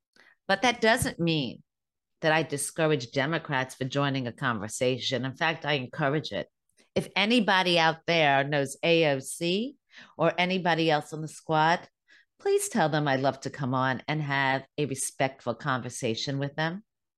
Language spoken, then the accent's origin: English; United States; I am a proud American. I happen to be Jewish, but I am an American